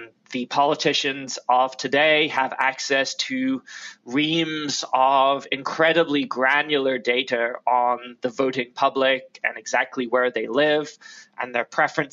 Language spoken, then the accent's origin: English; Florida, United States; My home state of Florida